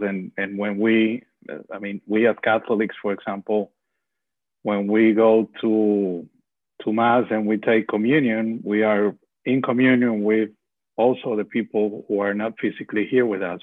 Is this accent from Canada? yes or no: no; Venezuela; moved away; I'm also from Venezuela